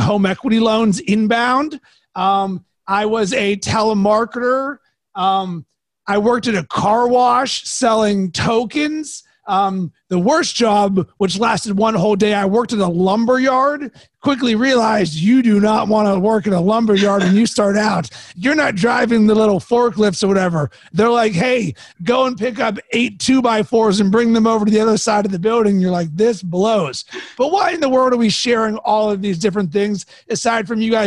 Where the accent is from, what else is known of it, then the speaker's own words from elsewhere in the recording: Pittsburgh, Pennsylvania, United States; I am from Pittsburgh